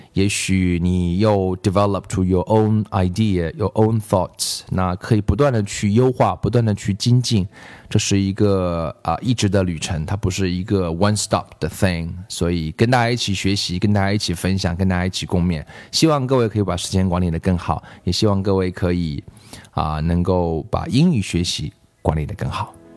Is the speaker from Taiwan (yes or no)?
no; China; 我中国人